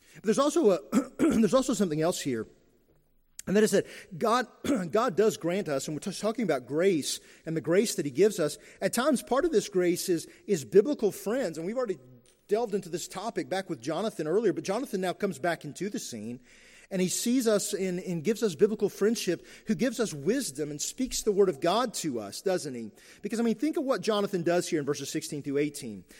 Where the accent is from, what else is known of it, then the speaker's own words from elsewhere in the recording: Eastern Kentucky, United States; I grew up in Eastern Kentucky.